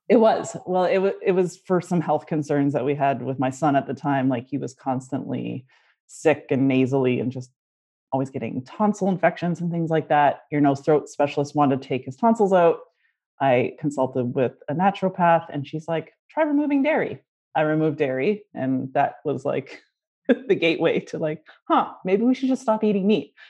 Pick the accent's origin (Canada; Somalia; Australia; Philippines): Canada; Growing up in Canada, French is the official second language, so we had to take it in school